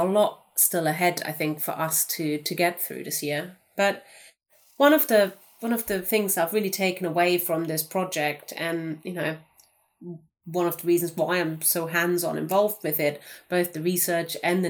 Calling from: Cardiff, Wales, United Kingdom; I'm joining you from Cardiff, where it isn't snowing today, but also definitely still in lockdown.

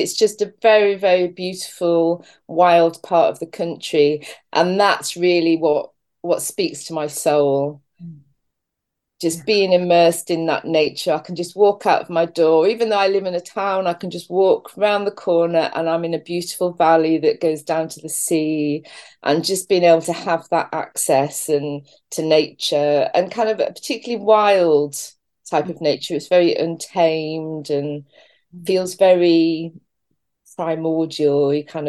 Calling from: St. Just, South West England, United Kingdom; I'm calling in from Cornwall, UK, but I'm right down the far west of Cornwall. So I live in a town called St. Just.

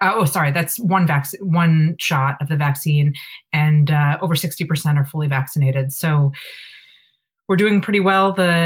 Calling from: Boston, Massachusetts, United States; I'm calling from Boston

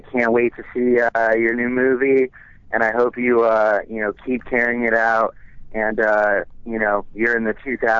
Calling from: Los Angeles, California, United States; I'm calling from West L.A.

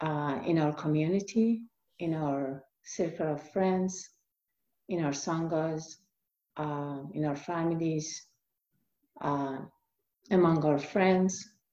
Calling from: Medford, Oregon, United States; And I'm coming from Medford, Oregon.

